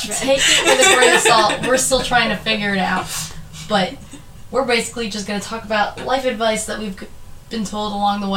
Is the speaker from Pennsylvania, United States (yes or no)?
yes; Limerick, Pennsylvania, United States; I am from Limerick, Pennsylvania, a very, very, very small town in Pennsylvania